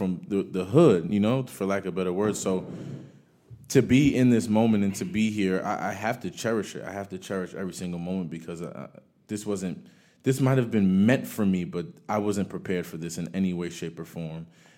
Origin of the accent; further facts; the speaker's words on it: Paterson, New Jersey, United States; I came from Paterson, New Jersey, where my mother just made enough for us to, you know, buy a home and move out.